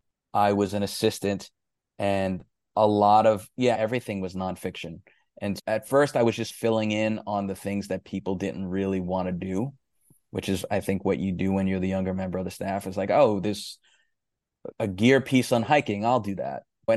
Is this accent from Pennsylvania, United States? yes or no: no; New York City, New York, United States; The other thing too is I grew up in New York City in the 80s, so hip hop was just burgeoning at that point.